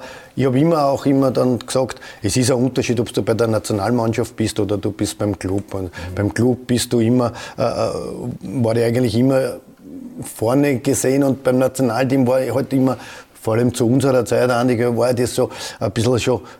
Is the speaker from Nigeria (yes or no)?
no; Vienna, Austria; Jeder, ich komme aus Edlersee und dann der Strebersdorf.